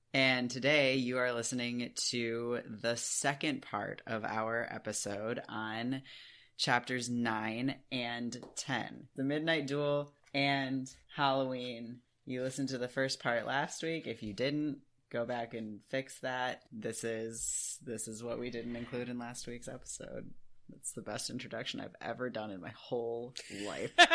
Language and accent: English; United Kingdom; we're British, so we say the huh because it has an H in it